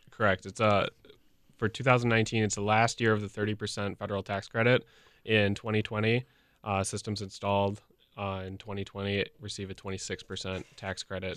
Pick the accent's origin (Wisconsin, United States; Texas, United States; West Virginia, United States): Wisconsin, United States; Franklin; I grew up in Franklin